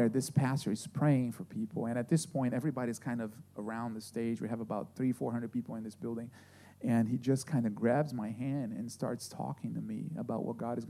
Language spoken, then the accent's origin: English; Brazil; moved away; I grew up in Brazil, and I went to this Adventist school